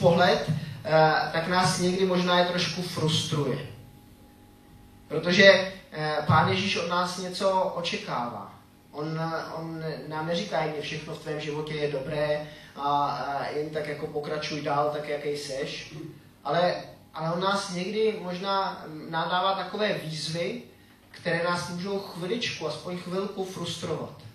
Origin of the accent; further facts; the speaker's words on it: Czechia; also born or lived in Switzerland; jsem Čech